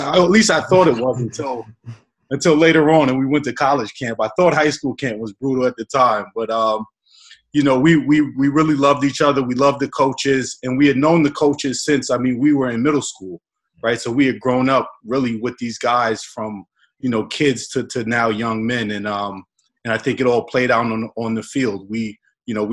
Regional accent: Baldwin, United States; as a kid growing up in Baldwin

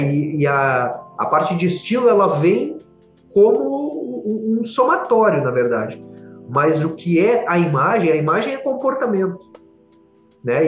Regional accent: Porto Alegre, Rio Grande do Sul, Brazil; eu sou aqui de Porto Alegre

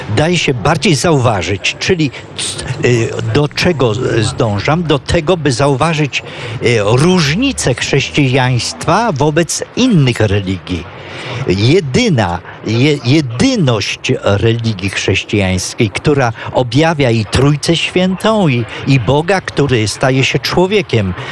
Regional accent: Poland; moved away as an adult; also born or lived in Ivory Coast; jako Polak

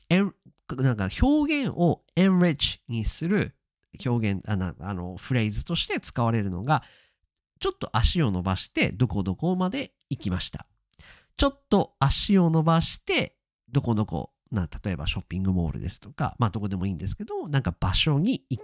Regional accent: Japan; accent: standard Japanese; 私は基本的には標準語をしゃべります

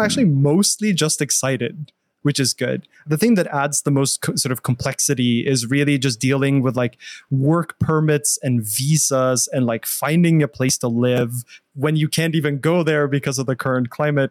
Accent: Norway; moved away as an adult; also born or lived in Australia / England / Los Angeles; now in United States; I'm, I'm from Norway originally. So, I started my bachelor's in Norway

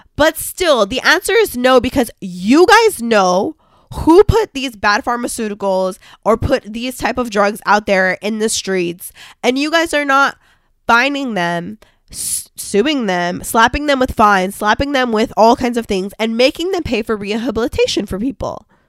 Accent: California, United States; my home state, like I'm from California

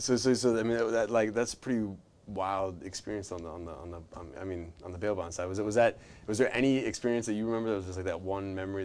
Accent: Orlando, Florida, United States; I was born and raised in Orlando

